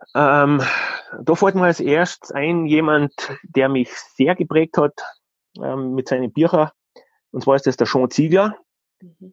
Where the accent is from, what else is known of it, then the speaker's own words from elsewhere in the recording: Styria, Austria; bei uns in der Steiermark ist, in der Nähe von Graz